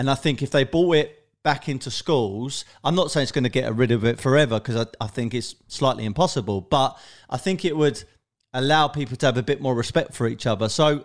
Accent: London, United Kingdom; I'm basically from South London, Tulse Hill, Brixton, that kind of area

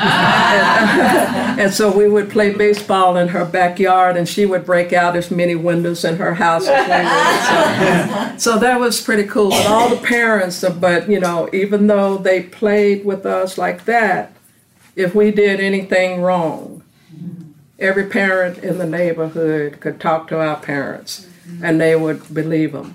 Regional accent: Nashville, Tennessee, United States; I was born and raised in Nashville, Tennessee.

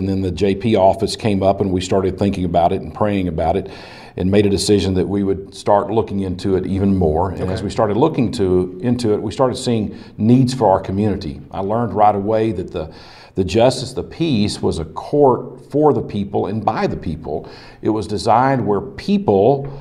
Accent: Slaton, Texas, United States; I was born and raised in Slayton, Texas

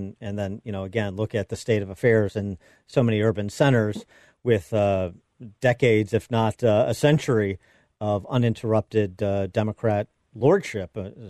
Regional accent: Chicago, Illinois, United States; my hometown mayor, Lori Lightfoot

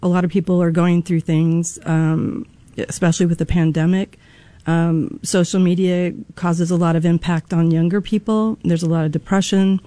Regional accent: Germantown, United States; now in Peoria, United States; growing up in Germantown

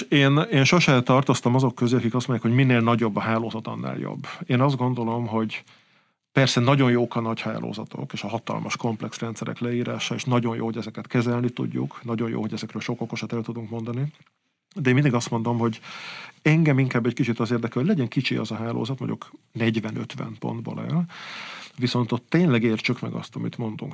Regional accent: Budapest, Hungary; also born or lived in Balaton Uplands; én mégiscsak pesti gyerek vagyok

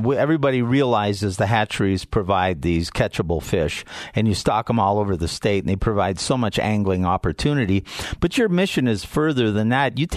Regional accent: Midwest, United States; growing up in the Midwest and how there was bluegills and crappies and every little pond.

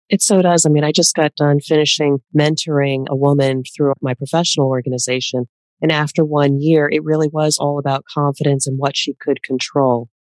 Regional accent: East Coast of the United States, United States; I am from the East Coast of the United States who typically will talk fast

